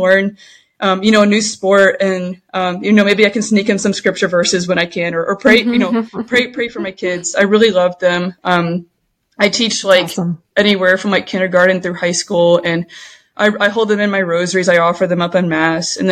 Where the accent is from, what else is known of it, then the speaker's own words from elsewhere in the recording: Allen, Texas, United States; moved away as an adult; also born or lived in Louisiana / West Coast; I grew up in Texas, in Allen, Texas, went to Allen High School